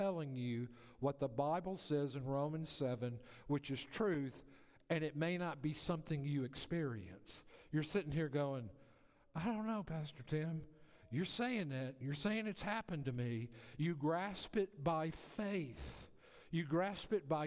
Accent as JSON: {"language": "English", "region": "the South", "country": "United States", "tie": "born or raised there", "said": "I grew up in the South"}